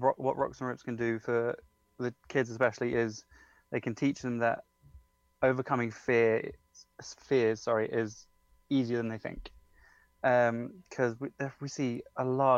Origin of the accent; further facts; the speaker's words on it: United Kingdom; I'm from England, close-ish to London, but not that close to call myself a Londoner.